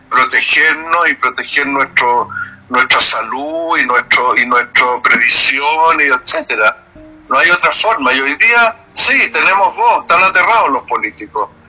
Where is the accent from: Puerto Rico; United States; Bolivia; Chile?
Chile; sería un poco presuntuoso eh, para mí como chileno decir eso